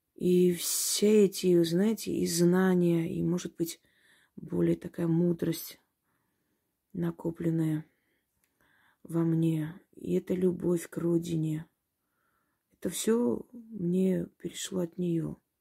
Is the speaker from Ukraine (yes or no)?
no; Georgia; also born or lived in Kars (ancestry); now in Russia; Я родилась в Грузии